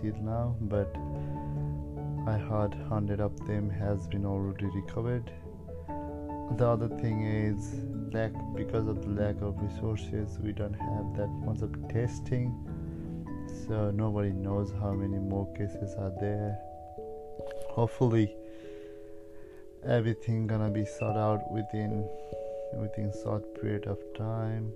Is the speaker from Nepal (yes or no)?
yes; Nepal; now in Australia; I'm originally from Nepal